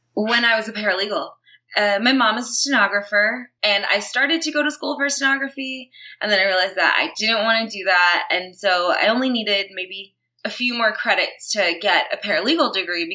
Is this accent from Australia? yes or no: no; New York City, New York, United States; moved away as an adult; now in Los Angeles, United States; I was born and raised in Brooklyn, New York. I lived there my whole life until I was probably about 26